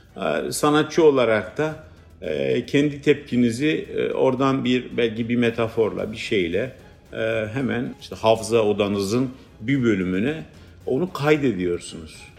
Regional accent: Batman, Batman Province, Turkey; first language Kurdish; Turkish is a second language; moved away; ben işte Batmanlı bir Kürdüm

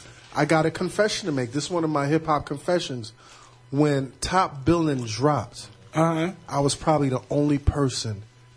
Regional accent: New York City, New York, United States; I'm from Lincoln Place between Albany and Troy, right behind the Albany Projects, man.

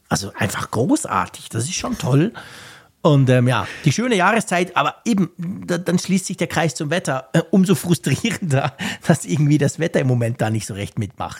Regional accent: Switzerland; bei mir als Schweizer

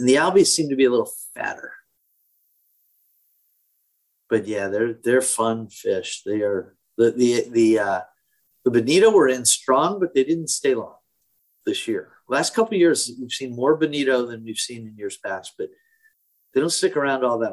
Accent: Connecticut, United States; also born or lived in Ohio / Massachusetts; I grew up here. I grew up in Connecticut

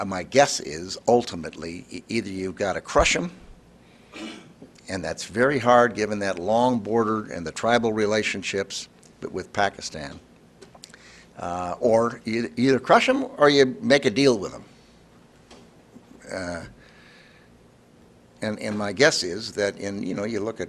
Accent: Illinois, United States; I'm from Illinois

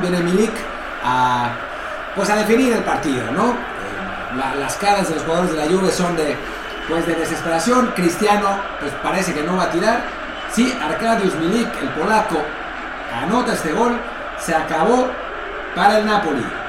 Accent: Mexico; como mexicanos

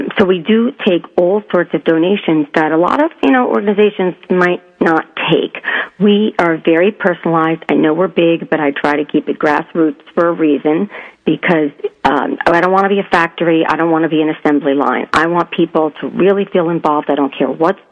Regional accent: southern Connecticut, United States; moved away as an adult; also born or lived in New York; I was born in New York, but I was raised in southern Connecticut and lived there

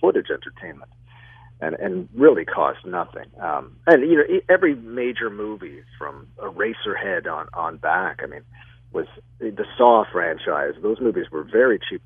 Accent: Toronto, Ontario, Canada; my hometown of Toronto

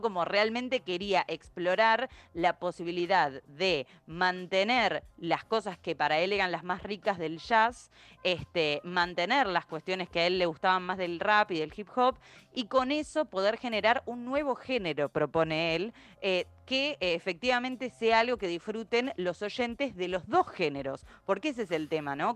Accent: Argentina; nosotros como argentinos

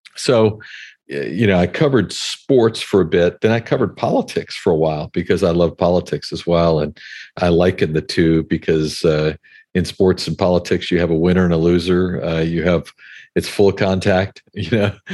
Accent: Hawaii, United States; I grew up in Hawaii

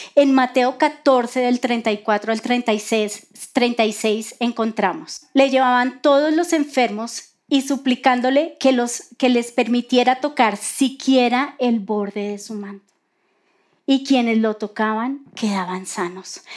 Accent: Colombia; así somos nosotros los colombianos

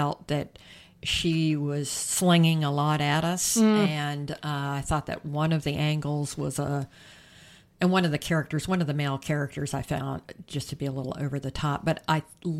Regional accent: South Carolina, United States; it takes place in South Carolina, my home state, in the 1920s.

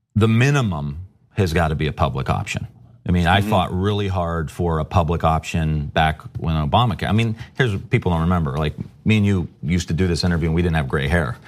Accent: Youngstown, Ohio, United States; I come from Youngstown, Ohio

